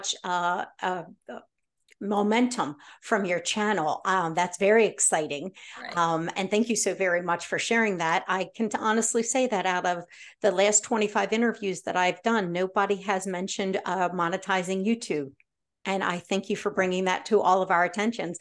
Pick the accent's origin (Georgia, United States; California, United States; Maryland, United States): Maryland, United States; Baltimore; I grew up in Baltimore and we duck pinned